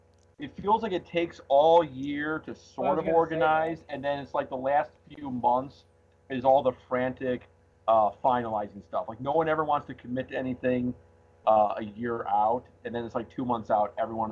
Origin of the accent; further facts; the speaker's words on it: Chicago, Illinois, United States; we're from Chicago.